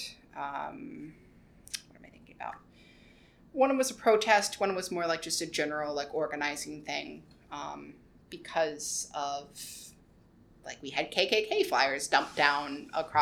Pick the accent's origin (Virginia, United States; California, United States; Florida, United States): Virginia, United States; Roanoke; moved away as an adult; also born or lived in Richmond, Virginia / Rockbridge County, Virginia; now in New York City, United States; I was born near Richmond, but I grew up in Roanoke County / Roanoke City